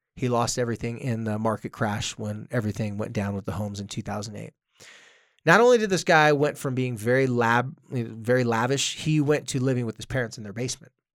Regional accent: Carlsbad, California, United States; moved away; my hometown of Carlsbad

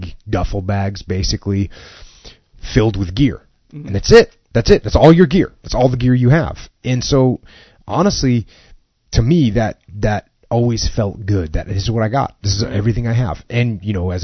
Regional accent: New England, United States; moved away; I grew up in New England

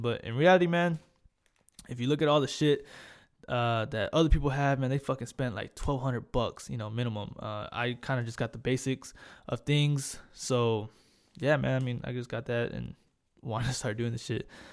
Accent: Corpus Christi, Texas, United States; accent: Hispanic; moved away as an adult; also born or lived in Hawaii; I, I grew up in Corpus. Um, stayed there pretty much my whole life.

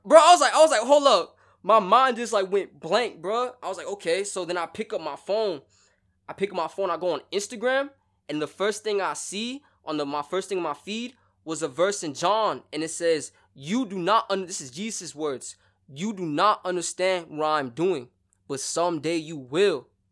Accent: Broward County, Florida, United States; also born or lived in Sarasota; I'm from the Broward County area

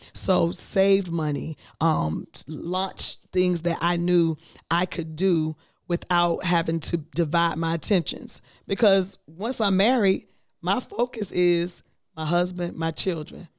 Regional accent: Virginia, United States; moved away as an adult; I am from Virginia

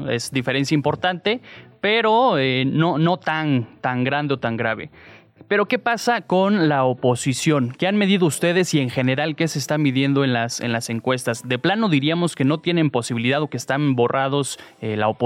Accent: Mexico

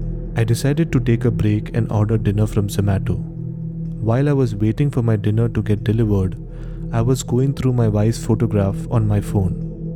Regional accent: Hyderabad, Telangana, India; now in Bangalore, India; I'm basically from Hyderabad.

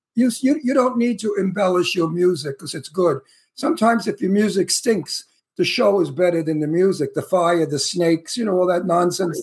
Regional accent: New York City, New York, United States; moved away; also born or lived in Astoria, Queens / Bayside, Queens; I'm from Red Hook, the next town over.

